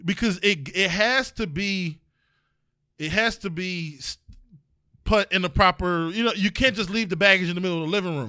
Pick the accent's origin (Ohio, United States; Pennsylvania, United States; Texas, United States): Ohio, United States; East Cleveland; I'm from East Cle, we from East Cleveland